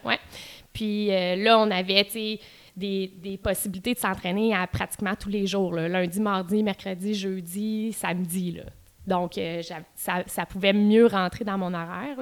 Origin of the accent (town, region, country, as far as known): Quebec City, Quebec, Canada; moved away as an adult; also born or lived in Outaouais / Ottawa